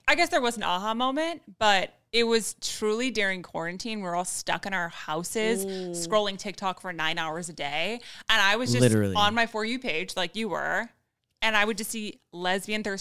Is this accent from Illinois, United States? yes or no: no; Westlake Village, California, United States; I grew up in Westlake Village, which is like a super whitewashed suburbia like neighborhood right side